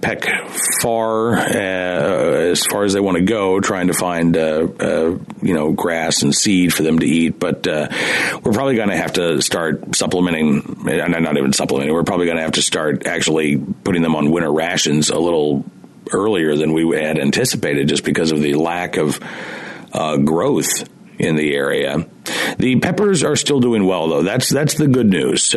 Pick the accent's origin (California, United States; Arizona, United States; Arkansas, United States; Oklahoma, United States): Oklahoma, United States; also born or lived in Central Virginia; now in Virginia, United States; I grew up in Oklahoma